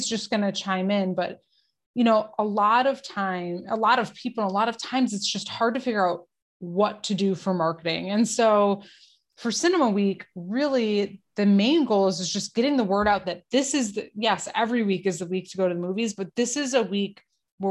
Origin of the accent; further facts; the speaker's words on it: Detroit, Michigan, United States; I'm from Detroit